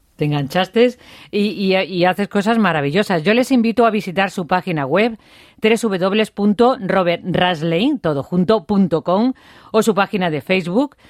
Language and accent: Spanish; Feria, Extremadura, Spain; soy de feria